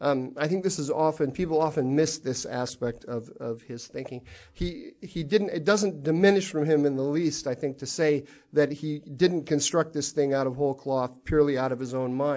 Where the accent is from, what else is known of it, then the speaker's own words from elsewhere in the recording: Midwest, United States; I grew up in in the Midwest watching westerns and everything